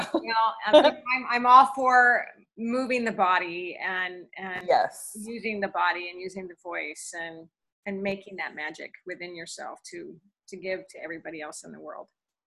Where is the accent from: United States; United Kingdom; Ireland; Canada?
United States; Portland, Oregon; And I'm from Portland, Oregon, your global dance instructor and your transformational lifestyle coach, movement, momentum, and magic.